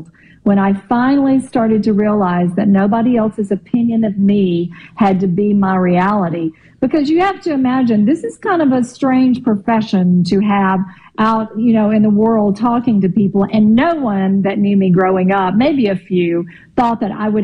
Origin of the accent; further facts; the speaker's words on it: Eupora, Mississippi, United States; accent: Mississippi; moved away; I grew up 10 miles out in the country from Eupora